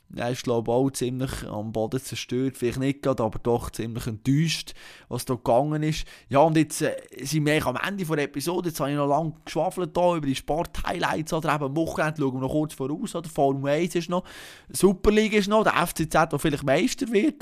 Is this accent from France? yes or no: no; Bern, Switzerland; als, als Berner, als, als SCB-Sympathisant